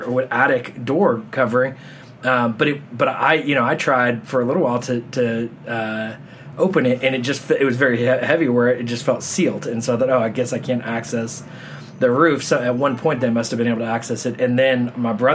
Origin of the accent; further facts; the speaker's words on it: Texas, United States; moved away; we're from Texas